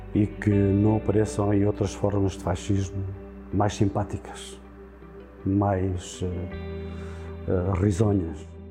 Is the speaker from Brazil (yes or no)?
no; Vila Verde de Ficalho, Alentejo, Portugal; nasci aqui em Vila Verde Ficalho a 4